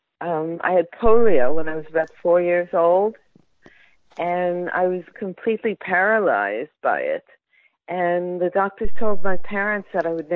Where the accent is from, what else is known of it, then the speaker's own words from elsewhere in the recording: New York, United States; moved away as an adult; also born or lived in Florida; I moved back to New York because I'm from New York originally